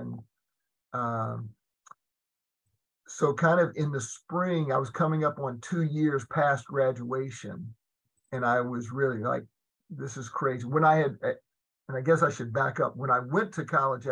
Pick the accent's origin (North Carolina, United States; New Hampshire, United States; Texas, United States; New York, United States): North Carolina, United States; Durham; I was involved with a really fine company in my hometown of Durham